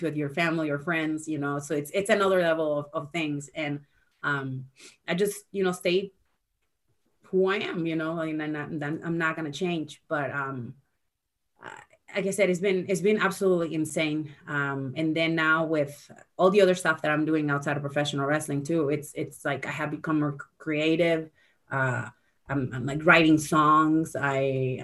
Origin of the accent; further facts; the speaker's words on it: San Antonio, Texas, United States; being at my hometown